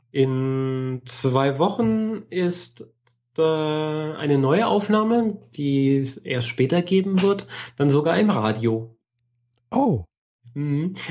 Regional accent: Germany; Ich bin Deutsche.

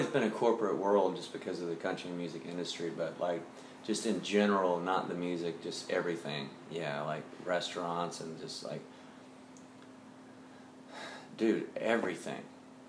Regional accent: Nashville, Tennessee, United States; Great. It was a small town. It wasn't at all what it is today.

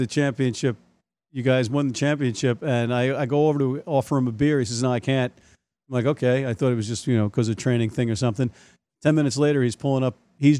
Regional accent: United States; as an American

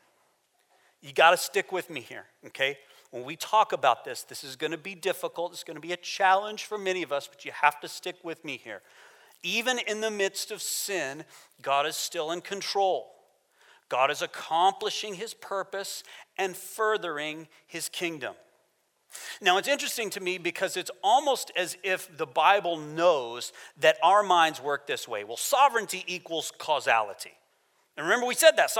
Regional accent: United States; moved away as an adult; I'm American

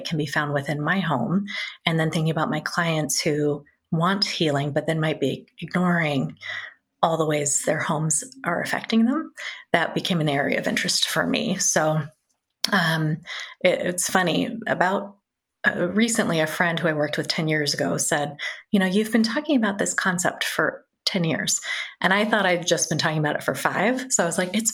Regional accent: Bay Area, Northern California, United States; moved away as an adult; now in Cincinnati, United States; I grew up in Northern California in the Bay Area, so right in the heart of tech, Silicon Valley, before it was

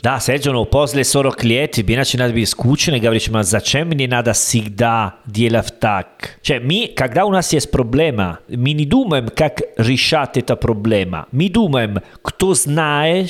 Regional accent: Italy; Russian is a second language; moved away; Я из Италии

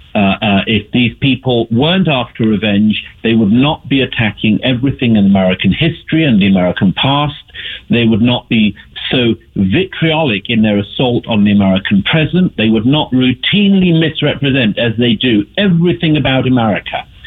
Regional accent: United Kingdom; I'm from the United Kingdom, and uh, the accent's a bit of a giveaway.

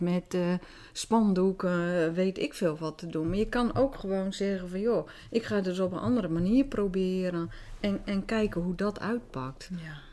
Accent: Groningen, Netherlands; accent: Gronings; first language Dutch; Wij spraken ook Nederlands, terwijl iedereen dialect sprak

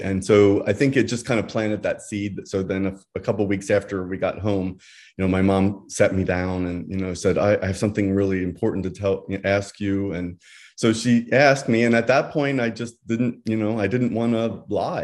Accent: Bucks County, Pennsylvania, United States; moved away as an adult; now in Santa Barbara, United States; I grew up, I was raised, all of my family still lives in Pennsylvania. um, kind of rural area outside of Philadelphia, Bucks County area

